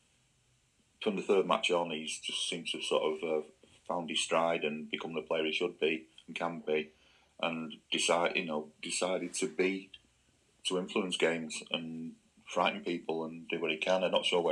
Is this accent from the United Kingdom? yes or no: yes; England, United Kingdom; I'm an Englishman